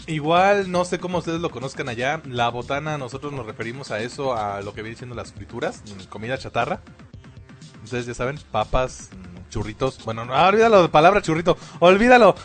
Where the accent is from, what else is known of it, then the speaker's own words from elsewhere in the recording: Mexico; lo que viene siendo la cultura mexicana